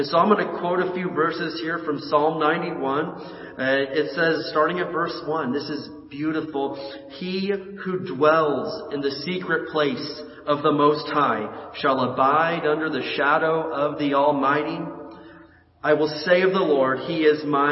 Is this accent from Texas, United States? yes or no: no; Indiana, United States; moved away as an adult; now in California, United States; growing up in Indiana, we had tornadoes. And my senior year of high school, a tornado came and took the roof off of the school